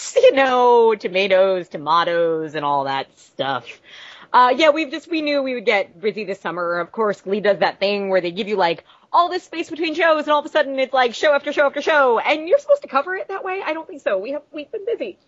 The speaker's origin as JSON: {"language": "English", "area": "Long Island", "region": "New York", "country": "United States", "tie": "born or raised there", "said": "we're both from Long Island"}